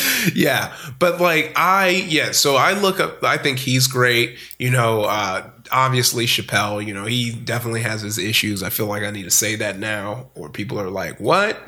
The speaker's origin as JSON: {"language": "English", "town": "Compton", "region": "California", "country": "United States", "tie": "born or raised there", "also_born_or_lived": "Downey, California / Long Beach, California", "said": "I grew up in Compton, California"}